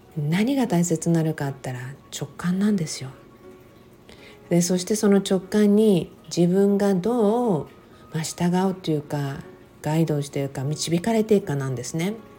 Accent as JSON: {"language": "Japanese", "region": "Okinawa", "country": "Japan", "tie": "born or raised there", "also_born_or_lived": "Texas", "moved": "as an adult", "said": "私はもう生まれも育ちも沖縄で、沖縄がもちろん私の人生の中で、まだまだ一番長い、あの、住んだね、ところ、ふるさとではあるんですね"}